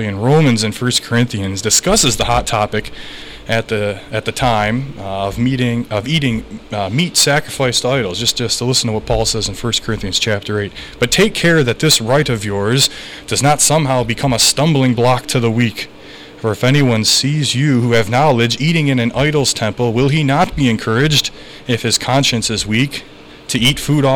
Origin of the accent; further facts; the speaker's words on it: New York, United States; I'm from New York